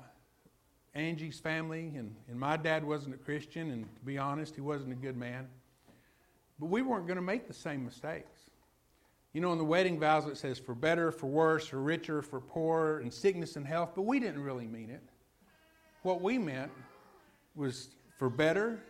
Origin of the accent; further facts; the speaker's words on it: Lubbock, Texas, United States; also born or lived in Houston area, Texas; I'm from Lubbock.